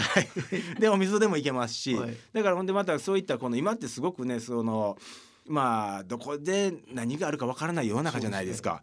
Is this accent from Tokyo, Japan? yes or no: no; Osaka, Japan; 僕はあの大阪生まれ大阪育ちで公立の小学校に通ってたんですけど